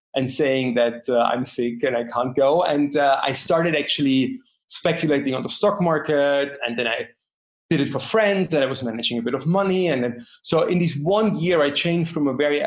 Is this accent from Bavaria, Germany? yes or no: yes; Bavaria, Germany; I grew up in Germany, to be precise, actually in Bavaria